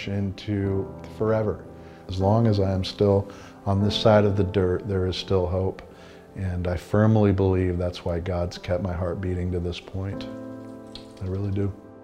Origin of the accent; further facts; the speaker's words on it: Bellingham, Washington, United States; Growing up in Bellingham